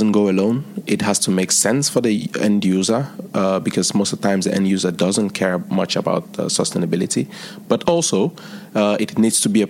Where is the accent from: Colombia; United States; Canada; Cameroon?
Cameroon; now in India; I'm originally from Cameroon